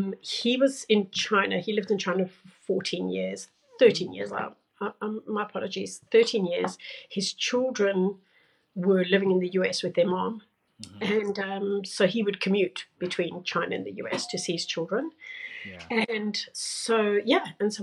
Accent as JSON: {"language": "English", "country": "South Africa", "said": "So I am originally from South Africa. My parents are Portuguese, but and I've moved around the world."}